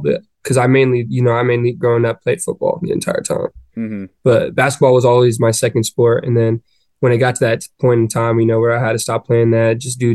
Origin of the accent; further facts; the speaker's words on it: Chandler, Arizona, United States; moved away as an adult; now in Gainesville, United States; I grew up in Chandler, Arizona.